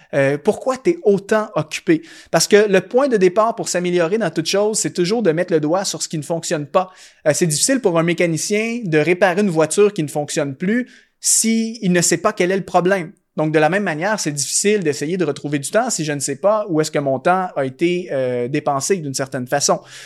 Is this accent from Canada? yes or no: yes; Canada; chez moi au Canada